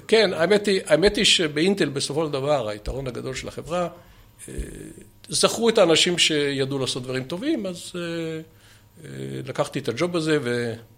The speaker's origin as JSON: {"language": "Hebrew", "town": "Ramat Gan", "region": "Tel Aviv District", "country": "Israel", "tie": "born or raised there", "also_born_or_lived": "Haifa", "moved": "as an adult", "said": "אני, דרך אגב, לא יליד חיפה, אבל אני יליד רמת גן"}